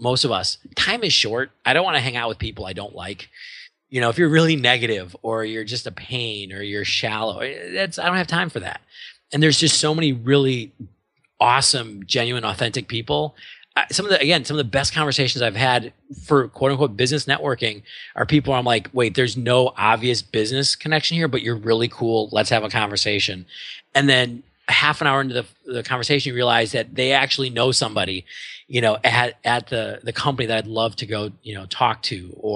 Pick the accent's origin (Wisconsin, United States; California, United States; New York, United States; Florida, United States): Wisconsin, United States; Milwaukee; moved away; I'm from Milwaukee originally